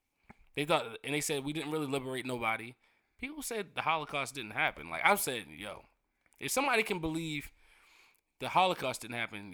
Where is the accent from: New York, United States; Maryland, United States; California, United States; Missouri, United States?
Maryland, United States; Baltimore; we just West Baltimore niggas.